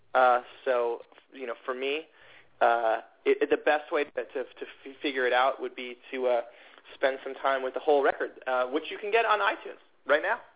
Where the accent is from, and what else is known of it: Atlanta, Georgia, United States; born or raised there; moved away